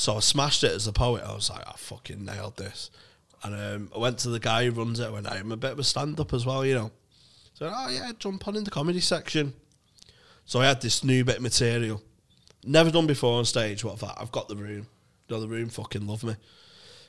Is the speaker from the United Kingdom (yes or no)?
yes; Manchester, North West England, United Kingdom; I'm from Manchester